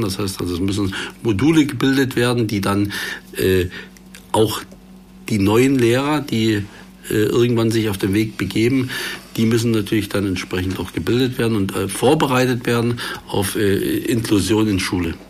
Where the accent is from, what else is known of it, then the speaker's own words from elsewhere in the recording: Görlitz district, East Saxony, Germany; nach Ostsachsen, also in meine Heimat, in den Landkreis Görlitz